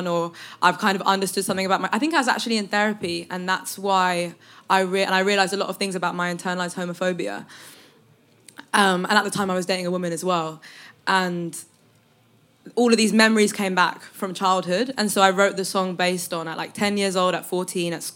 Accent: London, United Kingdom; I've always been from here, so it's always been a part of who I am

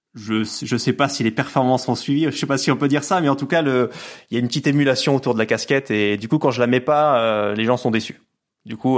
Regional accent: Lower Normandy, France; moved away as an adult; now in Nîmes, France; J'habite dans le sud de la France, du côté de Nîmes, même si je suis normand à l'origine, fier de l'être.

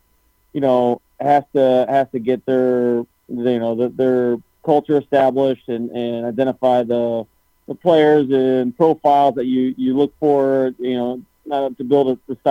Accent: St. Louis, Missouri, United States; I've born and raised in St. Louis, so never really left

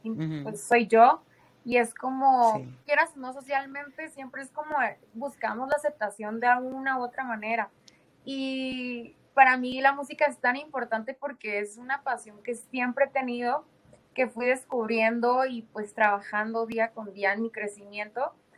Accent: Tijuana, Baja California, Mexico; moved away; allá en mi ciudad de Tijuana

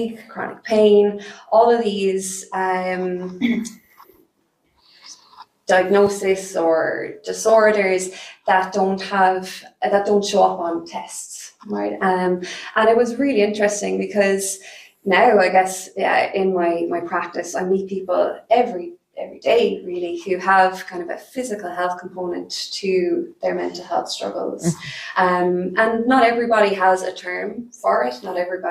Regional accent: Cork, Munster, Ireland; I was born, I grew up here in Cork

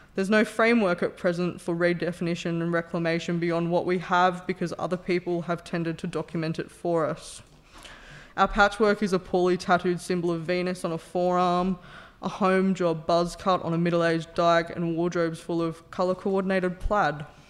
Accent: Newcastle, New South Wales, Australia; I grew up in Newcastle, a working-class heartland with roots in alcoholism and steel.

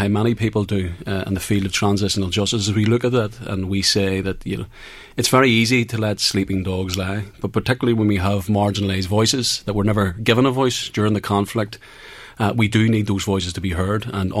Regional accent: Belfast, Northern Ireland, United Kingdom; Well, no, but I come from West Belfast myself, yeah. So I come from an area where there were a lot of killings also.

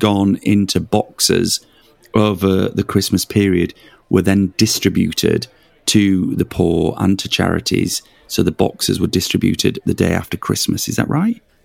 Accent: Leeds, Yorkshire and the Humber, United Kingdom; moved away; I'm from Leeds originally

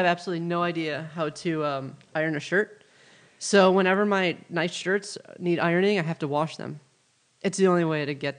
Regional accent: Midwest, United States; now in Los Angeles, United States; And, you know, I'm from the Midwest. Like, I love it out there, and I love, you know, the people and the trees and the grass and that lifestyle. So to be out in L.A., it's it kind of goes against who I am.

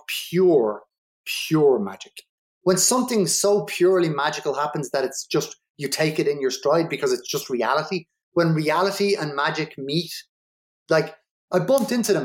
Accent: Dublin, Leinster, Ireland; I grew up in Ballymun

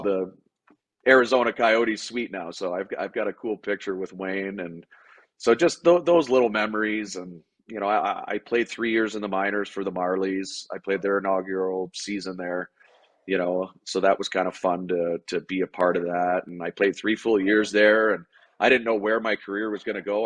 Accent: Toronto area, Ontario, Canada; moved away; play in Toronto and play for my hometown team that I grew up watching.

